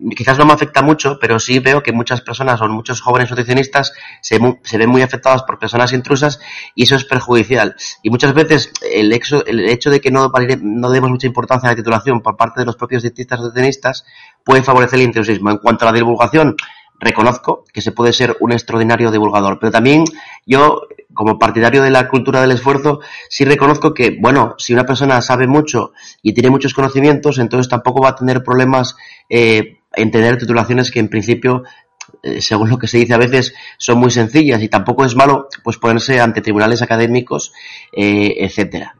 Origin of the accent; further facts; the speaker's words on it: Asturias, Spain; soy asturiano